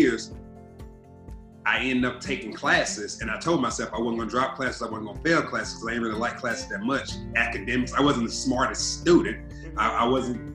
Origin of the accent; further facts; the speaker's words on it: Atlanta, Georgia, United States; growing up in Southwest Atlanta